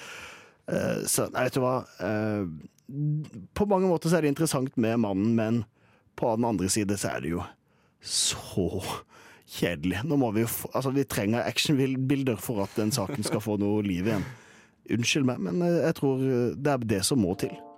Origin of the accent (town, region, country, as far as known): Kristiansand, Agder, Norway; moved away